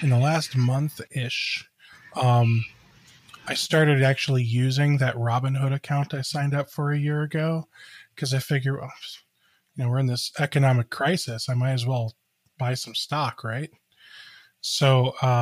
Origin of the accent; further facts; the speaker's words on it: Cleveland, Ohio, United States; I grew up in the Cleveland area. We moved around a lot